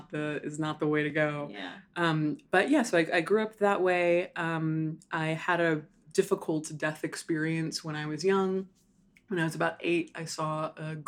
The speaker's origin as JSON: {"language": "English", "region": "Hawaii", "country": "United States", "tie": "born or raised there", "also_born_or_lived": "Chicago", "moved": "as an adult"}